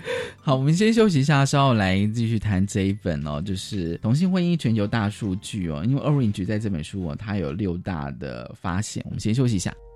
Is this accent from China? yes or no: no; Taiwan; 我们台湾人